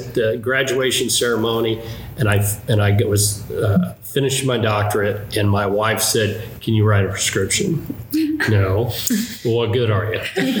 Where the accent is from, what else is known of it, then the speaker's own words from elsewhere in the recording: Loveland, United States; I grew up in Loveland.